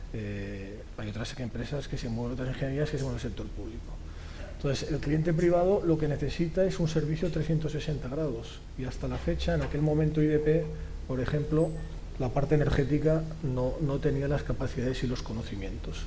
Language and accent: Spanish; Catalonia, Spain; soy catalán y español